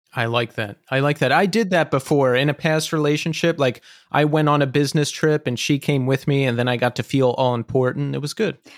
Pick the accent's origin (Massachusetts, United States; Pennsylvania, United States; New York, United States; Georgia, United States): Pennsylvania, United States; Levittown; I grew up outside of Philadelphia